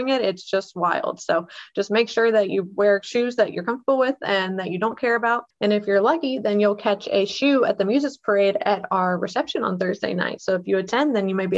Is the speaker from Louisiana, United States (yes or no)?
yes; New Orleans, Louisiana, United States; I grew up in New Orleans